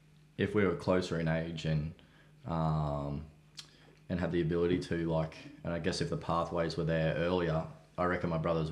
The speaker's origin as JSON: {"language": "English", "town": "Stanthorpe", "region": "Queensland", "country": "Australia", "tie": "born or raised there", "moved": "yes"}